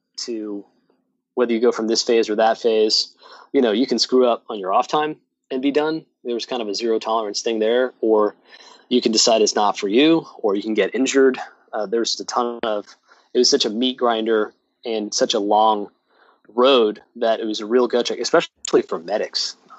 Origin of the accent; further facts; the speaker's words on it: New York, United States; And you and I talked about how I'm originally from New York.